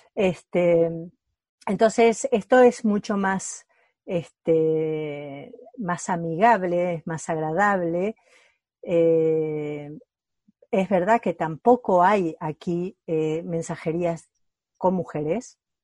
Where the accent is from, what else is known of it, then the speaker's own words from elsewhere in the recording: Argentina; now in Spain; yo soy argentina